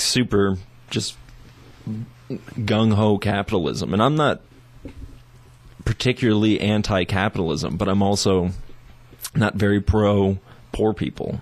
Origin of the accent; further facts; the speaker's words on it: United States; also born or lived in Taiwan; an American who's lived overseas